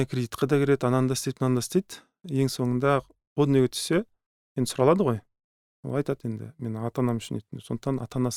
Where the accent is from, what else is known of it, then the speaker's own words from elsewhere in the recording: Kazakhstan; біз қазақ халқының мысалы ыыы қырсық деген мінезі бар